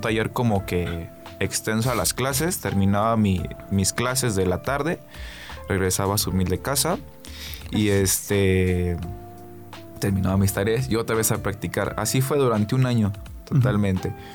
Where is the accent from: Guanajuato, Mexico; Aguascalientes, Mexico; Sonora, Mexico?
Aguascalientes, Mexico; donde crecí allá en Villas